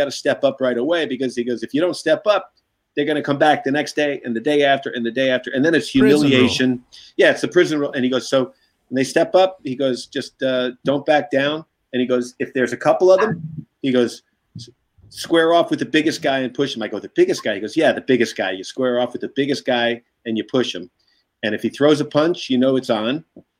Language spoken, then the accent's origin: English; Brooklyn, New York, United States; So like a different time, like, you know, like I said, growing up in Brooklyn.